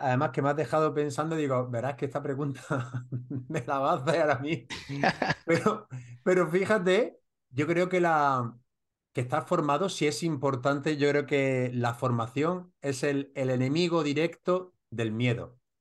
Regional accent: Granada, Andalusia, Spain; Granada con los murcianos, tenemos también nuestro deje unos de otros

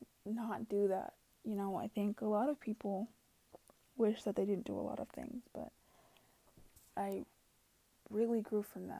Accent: Pennsylvania, United States; born there; I was born in Pennsylvania and moved across country to the Pacific Northwest.

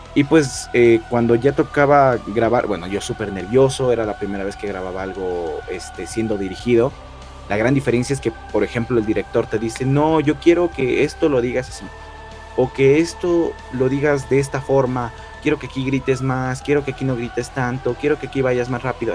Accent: Ecuador; soy de la ciudad, bueno, soy de Ecuador

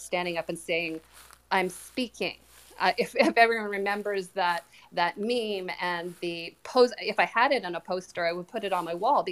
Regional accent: Canada; I am Canadian

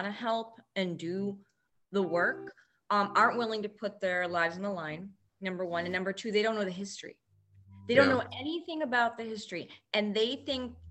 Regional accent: Boston, Massachusetts, United States; I'm from Boston. I lived in Dorchester and Roxbury, which were hoods around Boston.

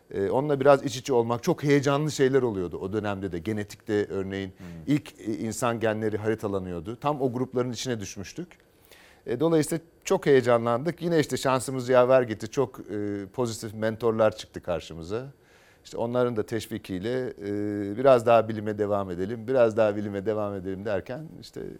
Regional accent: Anatolia, Turkey; Ya hikayem e, ben Anadolu'da büyüdüm.

